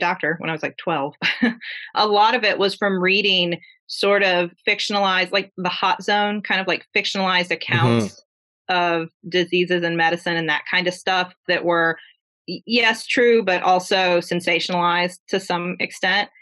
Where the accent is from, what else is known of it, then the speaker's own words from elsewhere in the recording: Huntington, West Virginia, United States; We grew up together. So we're from Huntington, West Virginia. We grew up here